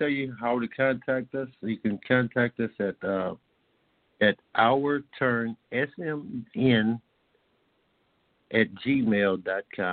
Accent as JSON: {"language": "English", "region": "Indiana", "country": "United States", "said": "I'm proud of Indiana"}